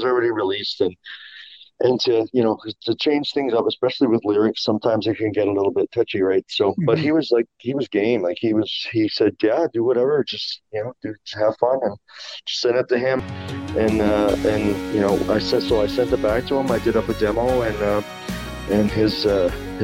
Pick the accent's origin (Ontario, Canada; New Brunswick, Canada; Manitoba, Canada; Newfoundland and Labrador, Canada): Newfoundland and Labrador, Canada; I'm from Newfoundland